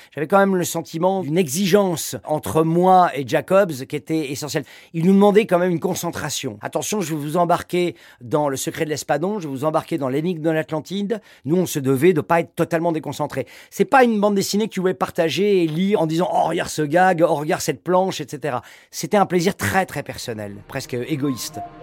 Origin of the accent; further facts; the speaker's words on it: Paris, Île-de-France, France; je suis un Parisien quand même de naissance